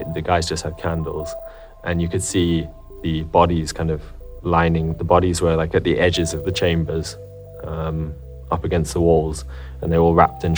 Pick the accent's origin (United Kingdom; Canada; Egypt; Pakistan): United Kingdom; England; I'm English.